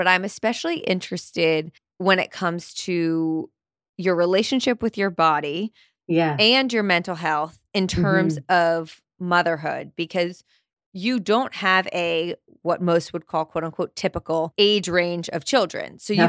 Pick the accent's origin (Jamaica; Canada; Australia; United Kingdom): Canada; accent: Canadian; I fear that by the end of this episode, I will be speaking my full Canadian accent, but who knows?